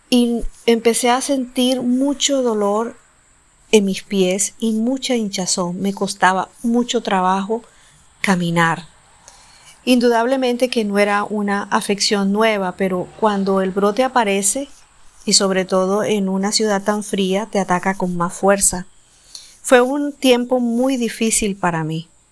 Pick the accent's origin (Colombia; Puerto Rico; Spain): Colombia; viajé de mi ciudad natal a la capital del país, a Bogotá